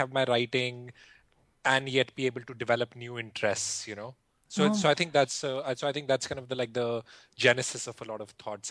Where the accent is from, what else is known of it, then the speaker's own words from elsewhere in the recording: India; I grew up in India